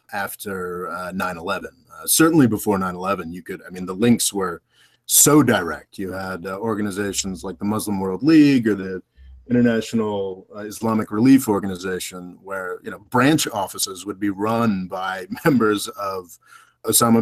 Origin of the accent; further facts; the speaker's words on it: United States; as an American